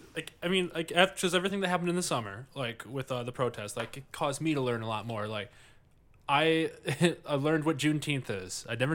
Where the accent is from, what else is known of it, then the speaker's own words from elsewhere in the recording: Livonia, Michigan, United States; moved away; I grew up in Livonia, yeah. Like the whitest city in America at the time.